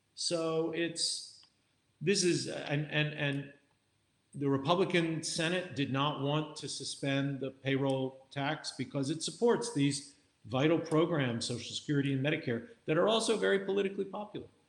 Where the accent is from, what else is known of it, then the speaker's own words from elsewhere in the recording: Wilmington, Delaware, United States; moved away; in my home state of Delaware. You know, Joe, Joe Biden and I are fellow Delawareans.